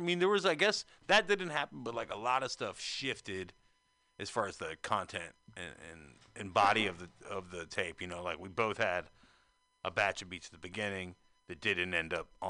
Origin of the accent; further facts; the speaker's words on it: North Carolina, United States; moved away as an adult; now in San Francisco, United States; being that I'm not from San Francisco, you know, I'm from North Carolina, but I've been here since 2005. And even from North Carolina, I was kind of aware of the connection